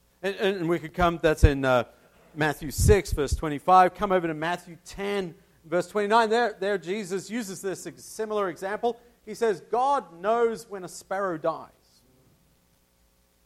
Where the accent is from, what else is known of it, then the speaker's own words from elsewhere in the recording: Tasmania, Australia; my home state of Tasmania